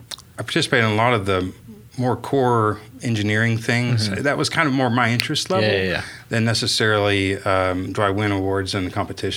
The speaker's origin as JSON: {"language": "English", "town": "Chickasha", "region": "Oklahoma", "country": "United States", "tie": "born or raised there", "said": "I was born and raised in Chickasha, Oklahoma, so just about 45 miles just southwest of here."}